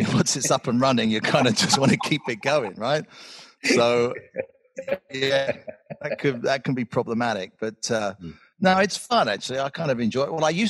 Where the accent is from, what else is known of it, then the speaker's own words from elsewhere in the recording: Georgia, United States; our Republican president, and I'm from Georgia, which is also Republican